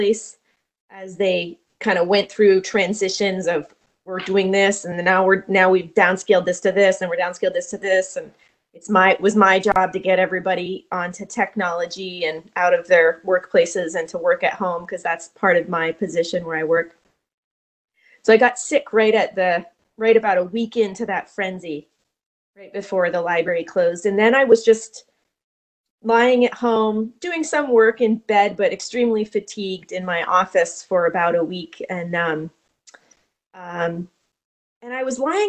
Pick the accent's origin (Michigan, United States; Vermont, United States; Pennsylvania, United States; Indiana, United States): Vermont, United States; I grew up in Vermont